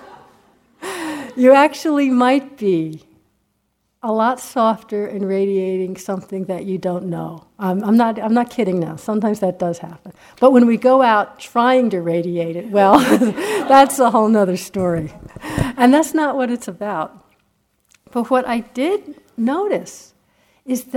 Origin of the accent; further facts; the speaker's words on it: United States; I'm an American